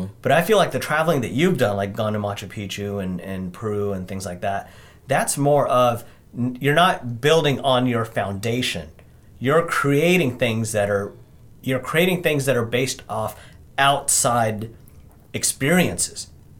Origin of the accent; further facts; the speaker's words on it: India; That's something that I hear a lot, especially when people find out that I'm Indian.